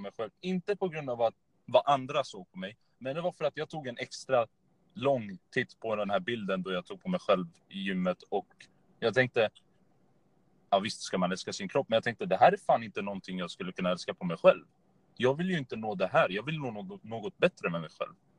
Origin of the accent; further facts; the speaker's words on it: Örebro, Örebro County, Sweden; född och uppvuxen i Örebro